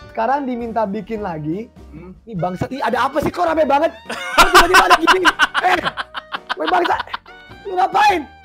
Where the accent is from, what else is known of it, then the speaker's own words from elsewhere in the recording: Jakarta, Indonesia; Gue setengah Flores, setengah Manado, lahir di Jakarta. Gue orang Indonesia.